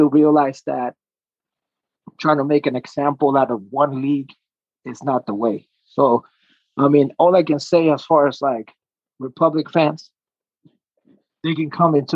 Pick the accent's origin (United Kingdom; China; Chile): Chile; now in United States; I was born in South America, Chile